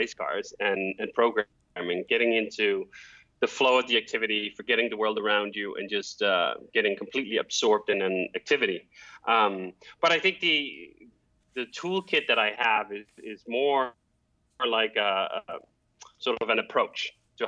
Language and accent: English; Copenhagen, Capital Region of Denmark, Denmark; moved away as an adult; now in United States; I grew up in Copenhagen, Denmark, with a set of roller skates that I used to get around the city